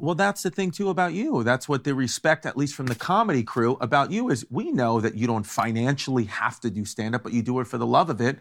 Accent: New York, United States; Growing up in New York

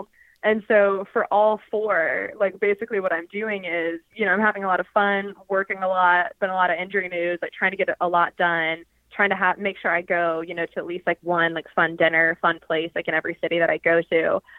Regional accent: Georgia, United States; I mean, I'm from Georgia and I'm like covering some hockey.

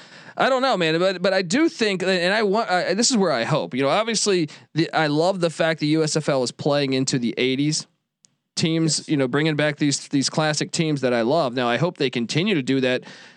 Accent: Washington, District of Columbia, United States; I grew up in the Washington DC area.

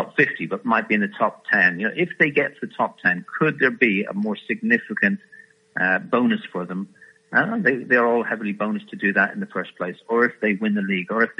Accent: Ireland; I'm an Irishman

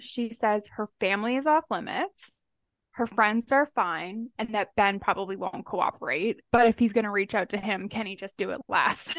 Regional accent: Canada

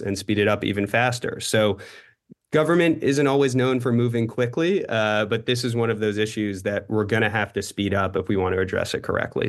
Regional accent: New York City, New York, United States; I grew up in New York City

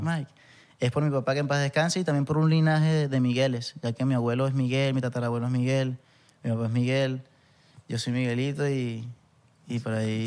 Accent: Punto Fijo / Santa Ana, Falcón, Venezuela; moved away; also born or lived in Valencia; yo que soy de Punto Fijo, que vengo más del llano, que no es llano porque en verdad es bien costeño, playero, pero me crié en Santana

